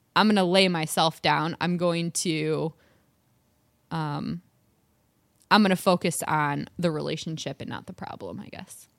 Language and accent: English; Michigan, United States; accent: Michigan; My Michigan accent